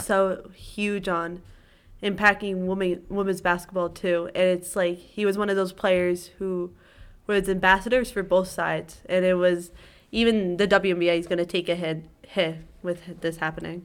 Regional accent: New York area, United States; I'm from the New York area

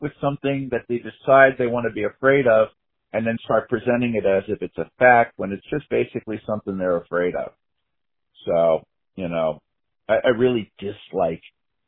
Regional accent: New York, United States; I grew up in New York

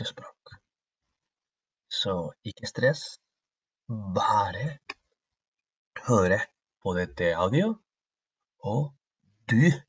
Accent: Spain; now in Trondheim, Norway; Yo soy de España.

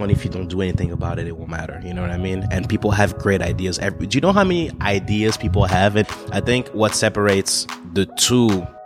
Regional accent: Togo; born there; So uh, I'm born in a, a, small country called Togo. It's on the west coast of Africa. It's right next to Ghana.

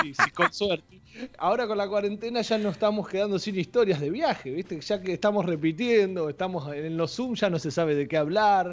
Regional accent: Saladillo, Buenos Aires Province, Argentina; el viaje mío era venir acá a Capital, a Buenos Aires, en tren, porque yo soy de Saladillo

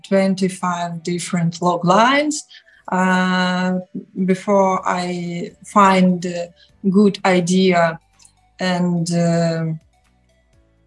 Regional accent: Novy Urgal, Khabarovsk Krai, Russia; English is a second language; moved away as an adult; also born or lived in Moscow, Russia; now in Kazakhstan; I'm from Far East Russia

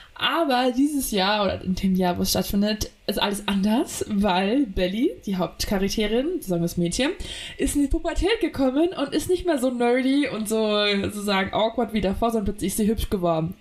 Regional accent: Munich area, Bavaria, Germany; als Münchner Dorfkind

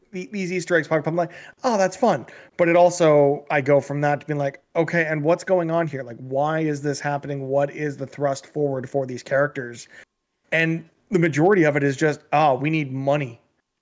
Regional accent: Canada; as a Canadian

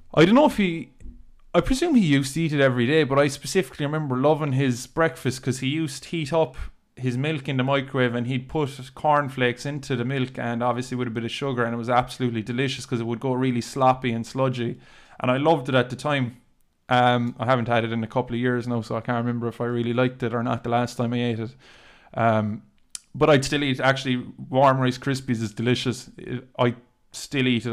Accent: Dunmanway, Munster, Ireland; also born or lived in Cork; we grew up in Castle Street

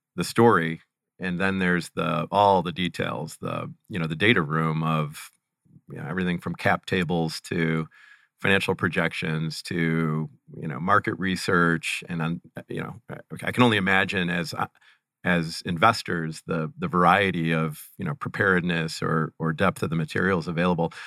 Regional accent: Cleveland, Ohio, United States; born or raised there

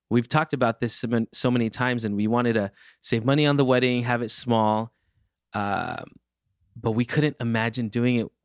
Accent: California, United States; I'm a Californian through and through.

